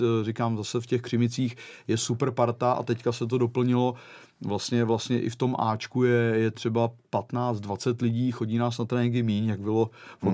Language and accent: Czech; Czechia; moved away as an adult; also born or lived in Portugal; nevyzrálej 24-letý floutek jako z Čech